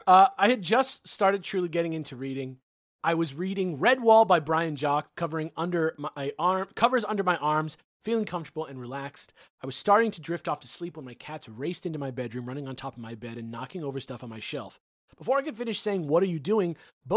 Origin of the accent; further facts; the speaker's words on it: California, United States; I grew up in the Bay Area, about an hour south of San Francisco. I grew up in a two-story house